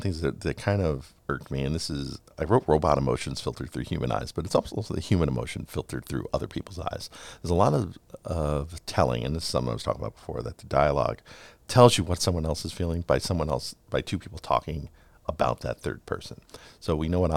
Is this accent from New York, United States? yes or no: yes; New York City, New York, United States; 90s New York, where I grew up. I grew up in Queens, but just over the Queens-Brooklyn border.